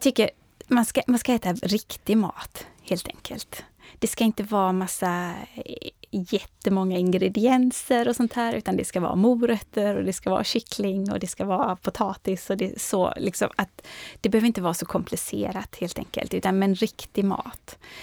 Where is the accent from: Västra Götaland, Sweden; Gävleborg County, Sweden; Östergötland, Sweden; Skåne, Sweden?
Västra Götaland, Sweden; Orust; moved away as an adult; now in Stockholm, Sweden; jag växte upp på Orust